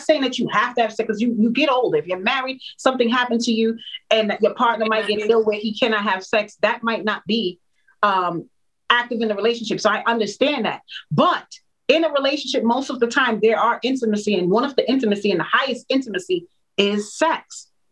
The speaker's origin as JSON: {"language": "English", "country": "Jamaica", "said": "I'm a Jamaican woman"}